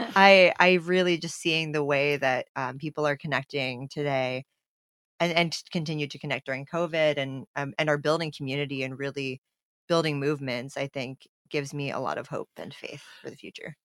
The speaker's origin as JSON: {"language": "English", "country": "United States", "said": "my role as an American and as an aid worker in a country that's not my own"}